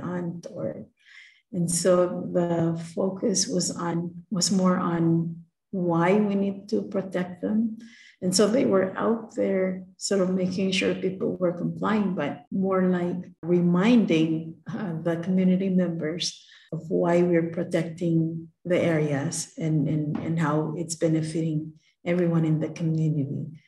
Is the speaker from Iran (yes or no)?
no; Palau; growing up in Palau is something that sort of is ingrained